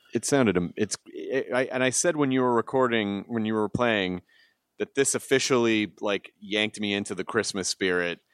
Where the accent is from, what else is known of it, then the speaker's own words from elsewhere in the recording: the South, United States; now in Los Angeles, United States; I'm from the South